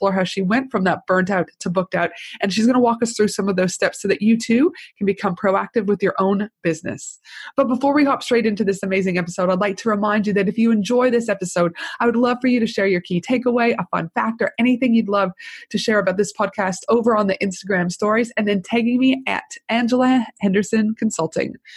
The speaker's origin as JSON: {"language": "English", "country": "Canada", "also_born_or_lived": "United States", "moved": "yes", "lives_now": "Australia", "said": "I'm Canadian, I did my uni in the United States"}